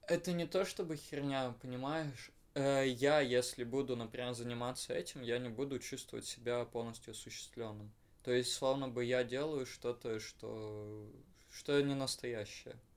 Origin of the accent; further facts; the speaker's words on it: Perm, Perm Krai, Russia; я уеду из Перми